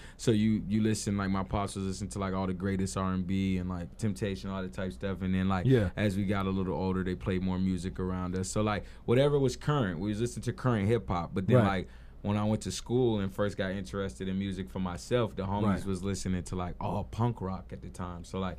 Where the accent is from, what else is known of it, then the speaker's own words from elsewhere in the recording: Oakland, California, United States; born there; also born or lived in Japan / Los Angeles / Atlanta / Hawaii; I was born in Oakland.